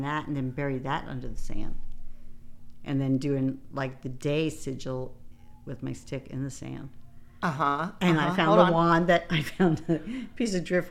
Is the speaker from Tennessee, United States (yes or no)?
no; Long Island, New York, United States; I grew up on Long Island